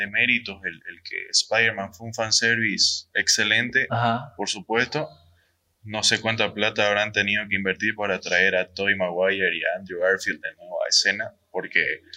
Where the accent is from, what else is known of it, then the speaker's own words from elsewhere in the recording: Mexico; Vamos a hablar como mexicano